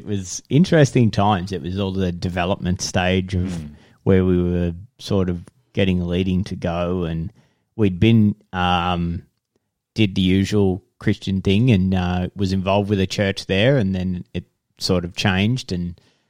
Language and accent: English; Geelong, Victoria, Australia; moved away; also born or lived in Deniliquin, New South Wales; I was born in Geelong.